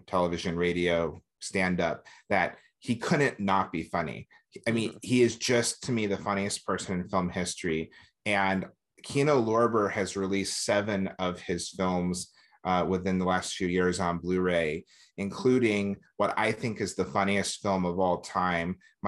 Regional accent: South Carolina, United States; I'm from South Carolina

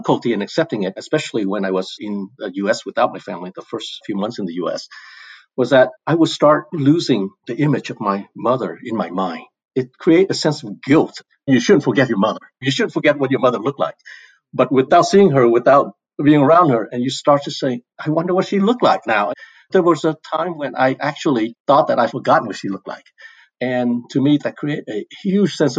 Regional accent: Decatur, Georgia, United States; also born or lived in Vietnam / Portland, Oregon; growing up in Decatur, Georgia, which is a suburb outside of Atlanta

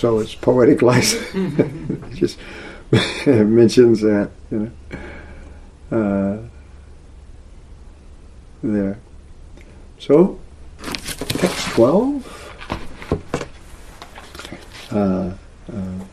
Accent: Texas, United States; moved away; also born or lived in Oklahoma, United States; I grew up in Texas and Oklahoma part of my life

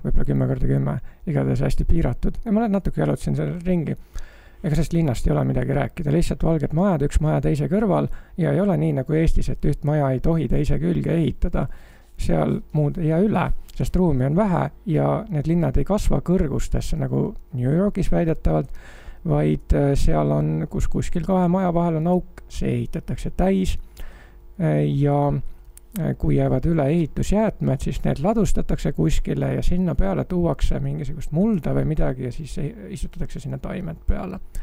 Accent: Estonia; ma olen tulnud jahedast Eestist

